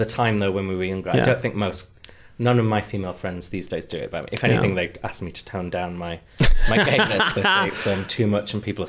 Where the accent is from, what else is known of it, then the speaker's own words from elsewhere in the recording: North East England, United Kingdom; accent: Geordie; That is just my accent.